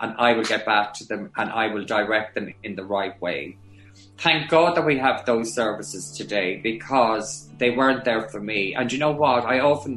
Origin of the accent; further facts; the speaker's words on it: Granard, County Longford, Ireland; my hometown as …, with my sister there, my nieces there, family friends there